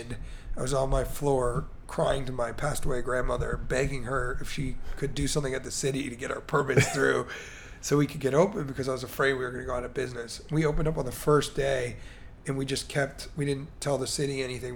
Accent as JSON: {"language": "English", "town": "Baltimore", "region": "Maryland", "country": "United States", "tie": "born or raised there", "also_born_or_lived": "Chicago", "moved": "yes", "lives_now": "Miami, United States", "said": "I grew up in Baltimore, Maryland"}